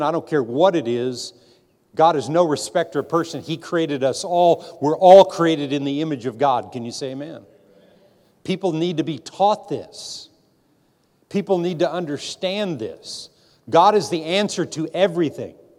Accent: United States; born in this nation And I'm a, I'm, I'm a very proud American

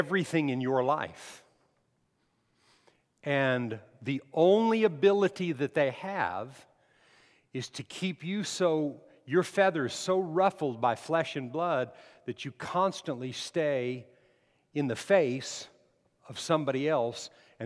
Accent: Las Cruces, New Mexico, United States; I lived 40 miles from El Paso

